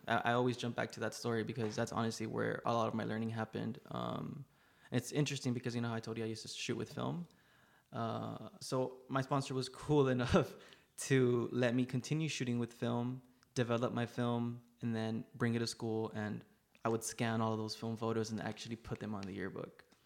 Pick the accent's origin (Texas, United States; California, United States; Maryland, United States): Texas, United States; Laredo; also born or lived in Rio Grande Valley, Texas / New York; I am born and raised in Laredo, Texas